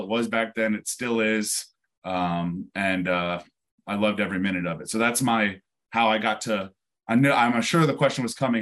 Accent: near West Point, upstate New York, United States; born and raised in New York, um, just uh, north of New York City, uh, upstate near West Point

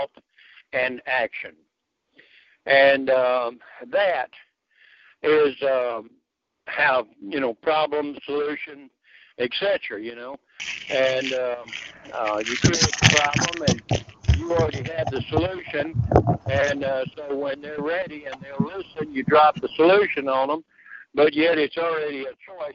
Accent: United States; I'm an American

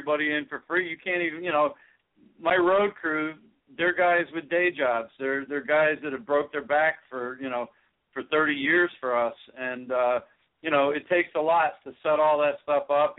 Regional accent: New Jersey, United States; I'm from New Jersey, so I grew up around bands like …

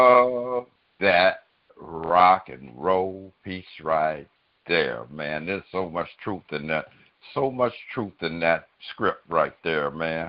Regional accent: Los Angeles, California, United States; I grew up in the hood, man. I grew up in the South Central, man, between Western and Vernon and Crenshaw and Slauson

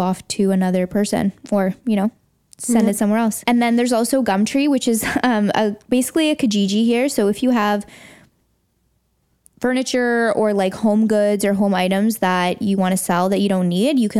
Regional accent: Toronto, Ontario, Canada; moved away as an adult; now in London, United Kingdom; I'm from Toronto. I just moved here

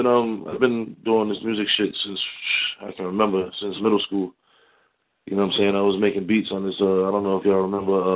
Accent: Providence, Rhode Island, United States; Born and raised in Rhode Island, Providence

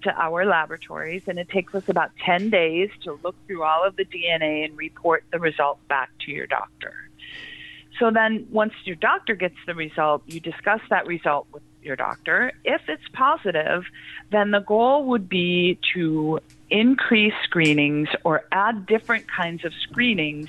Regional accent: Midwest, United States; also born or lived in Wisconsin; now in Salt Lake City, United States; I am a Midwesterner at heart. I'm in Salt Lake City, Utah my family's in Wisconsin as well

